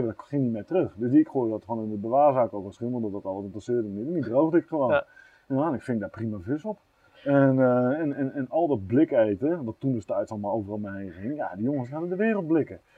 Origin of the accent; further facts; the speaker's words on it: near Groningen, Netherlands; also born or lived in Eindhoven; En ik ben opgegroeid onder de Groningen.